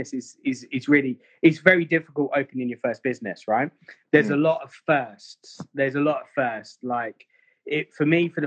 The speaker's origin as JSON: {"language": "English", "town": "Bedford", "region": "East of England", "country": "United Kingdom", "also_born_or_lived": "Mayfair, London", "accent": "English", "moved": "as an adult", "said": "when I come from Bedford, I was very street"}